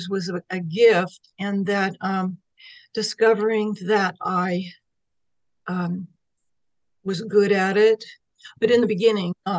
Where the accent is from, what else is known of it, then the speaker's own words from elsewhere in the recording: Sacramento, California, United States; also born or lived in San Francisco Bay Area, California; we moved from the San Francisco Bay Area to Sacramento area in California